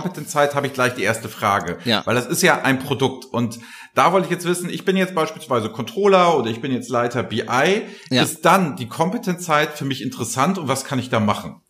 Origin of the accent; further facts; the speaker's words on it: Flensburg, Schleswig-Holstein, Germany; also born or lived in Kiel / Hamburg; Ja, ich bin, ich bin Norddeutscher durch und durch. In Flensburg geboren